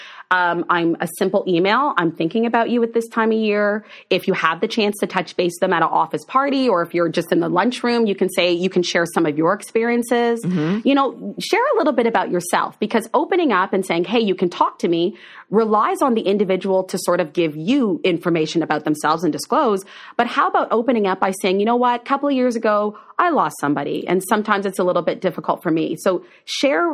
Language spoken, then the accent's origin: English; Oshawa, Ontario, Canada; when I was a little kid growing up in Oshawa, Ontario